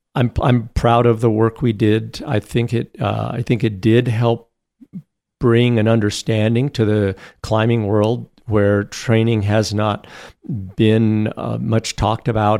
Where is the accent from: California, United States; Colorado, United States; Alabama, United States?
Colorado, United States; Boulder; I grew up in Boulder, Colorado.